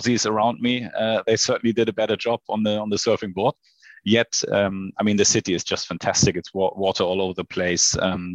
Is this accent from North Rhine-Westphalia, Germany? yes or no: no; Hamburg, Germany; also born or lived in Sydney / Shanghai; So I was born in Hamburg. I grew up in Hamburg. Now I live in Hamburg with my family